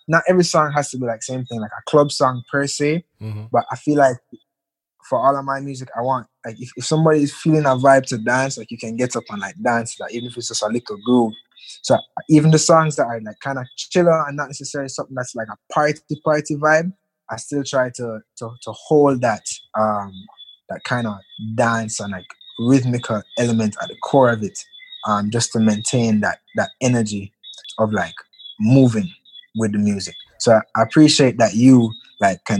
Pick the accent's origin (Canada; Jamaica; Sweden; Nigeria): Jamaica; me as a Jamaican